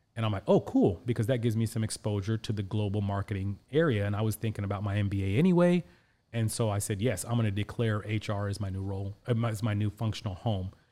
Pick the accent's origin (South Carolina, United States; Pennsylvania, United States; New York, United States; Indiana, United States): Indiana, United States; Indianapolis; also born or lived in Pakistan; I was born in Pakistan, and, uh, my family moved us here to Indianapolis when I was six years old